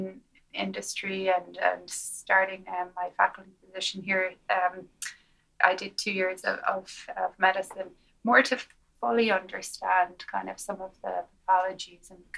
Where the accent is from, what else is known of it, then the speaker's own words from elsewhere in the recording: Galway, Connacht, Ireland; moved away as an adult; now in United States; I grew up in Galway